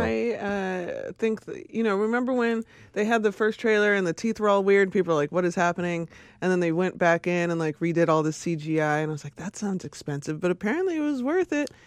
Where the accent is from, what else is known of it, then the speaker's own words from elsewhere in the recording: Chicago, Illinois, United States; I was born in Inglewood